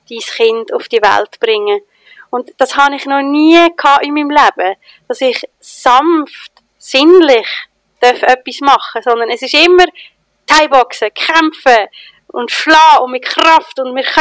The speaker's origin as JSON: {"language": "German", "country": "Switzerland", "said": "Ich als Schweizerin habe doch keine Ahnung, wie man sinnlich tanzt."}